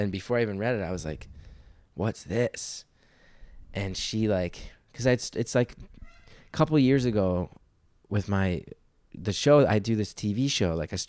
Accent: New York, United States; And I'm a New Yorker. Like I said, like that's, it's not a rare thing to meet people in therapy in New York.

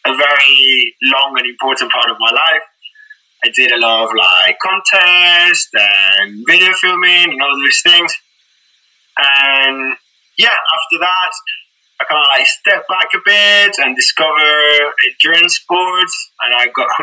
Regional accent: Cádiz, Andalusia, Spain; moved away as an adult; also born or lived in Croydon, London; now in London, United Kingdom; I'm originally from Spain, but I've been living in the UK for the last 10 years

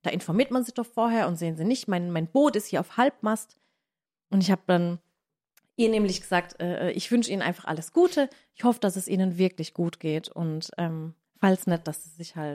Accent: Southern Germany, Germany; aber ich komme aus dem Süden von Deutschland und für mich ist Kappeln schon sehr nördlich

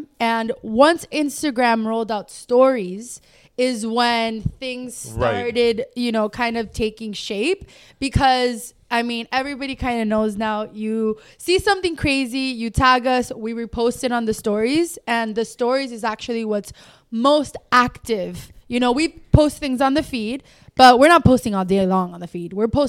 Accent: Miami, Florida, United States; Even me being born and raised in Dade

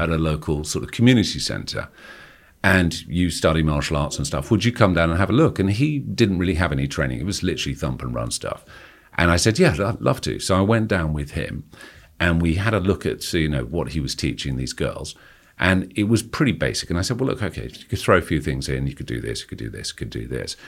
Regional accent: Kingston upon Thames, London, United Kingdom; accent: posh private school; I grew up in Kingston, uh, just outside London

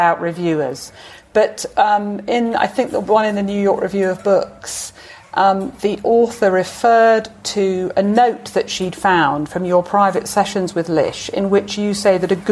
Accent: United Kingdom; being British

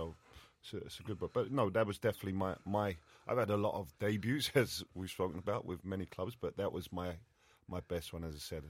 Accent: London, United Kingdom; born or raised there; moved away

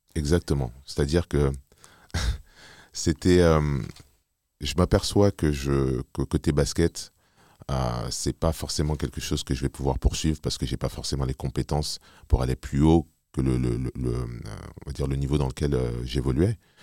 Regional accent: Paris, Île-de-France, France; also born or lived in Montreuil / Neuilly-Plaisance; suis né à Paris, j'ai grandi à Paris

